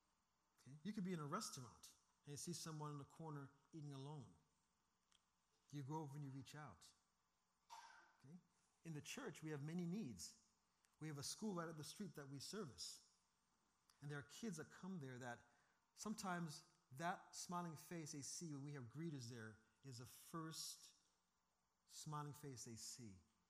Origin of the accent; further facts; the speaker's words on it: Seattle, Washington, United States; I come from Seattle where that is a very, very true statement.